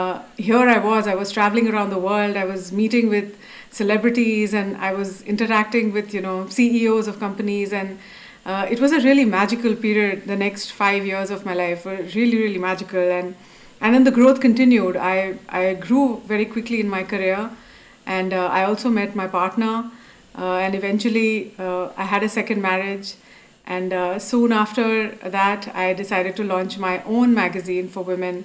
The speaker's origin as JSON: {"language": "English", "region": "Dubai", "country": "United Arab Emirates", "tie": "born or raised there", "also_born_or_lived": "Abu Dhabi", "said": "So I was brought up in Dubai and Abu Dhabi, which is in the Middle East, and it's a traditional society."}